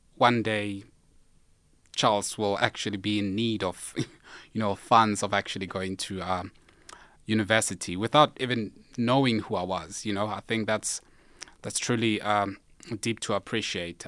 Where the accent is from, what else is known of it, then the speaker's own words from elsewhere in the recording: Limpopo, South Africa; I'm from Limpopo